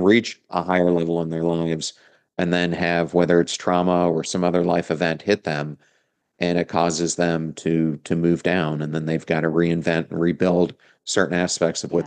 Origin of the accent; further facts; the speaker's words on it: York, Pennsylvania, United States; now in Tampa Bay, United States; I am from York, right outside of, of Lancaster.